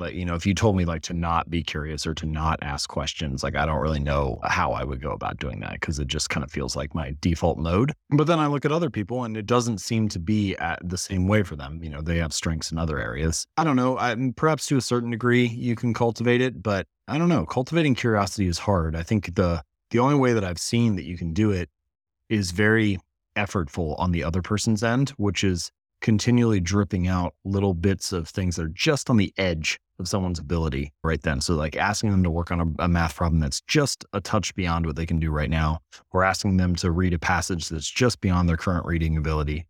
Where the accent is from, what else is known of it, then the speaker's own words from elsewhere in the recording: Hamilton, Ohio, United States; I was born in Hamilton, Ohio, so smallish town in Midwestern the United States, and I grew up in the same house